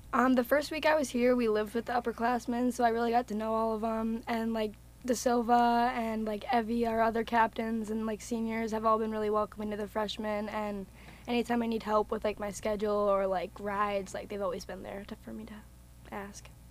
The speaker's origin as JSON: {"language": "English", "town": "Lakeville", "region": "Minnesota", "country": "United States", "said": "I'm from Lakeville, Minnesota, so it's about an hour and a half away."}